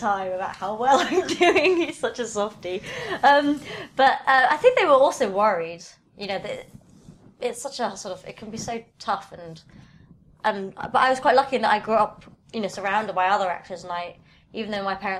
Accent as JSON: {"language": "English", "region": "London", "country": "United Kingdom", "tie": "born or raised there", "also_born_or_lived": "Camden, London", "said": "I was born in Camden, but actually grew up mostly in southwest London near Richmond."}